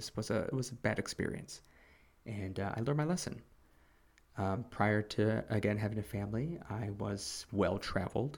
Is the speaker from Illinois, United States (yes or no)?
yes; Chicago, Illinois, United States; moved away as an adult; now in South Korea; I'm originally from the USA. I'm from Chicago